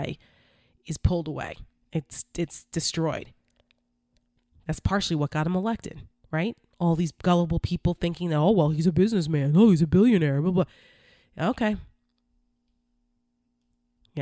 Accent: New Jersey, United States; I'm from New Jersey

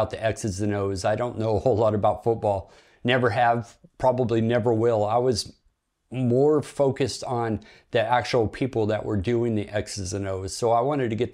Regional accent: Bremerton, Washington, United States; I was born in Bremerton, Washington, and it's a Navy town, so it's a blue-collar military town, you know, a lot of good, hardworking people

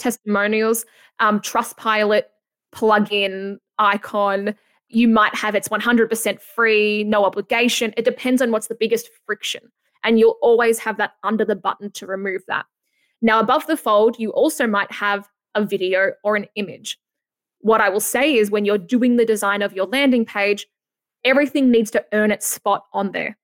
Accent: Australia; accent: Aussie; my Aussie accent

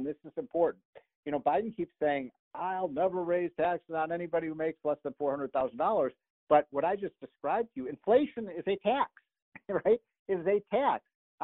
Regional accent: Chicago, Illinois, United States; I grew up in Chicago

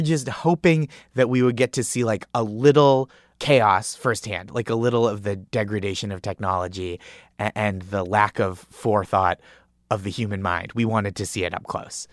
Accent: Stoneham, Massachusetts, United States; I grew up in Stoneham, Massachusetts

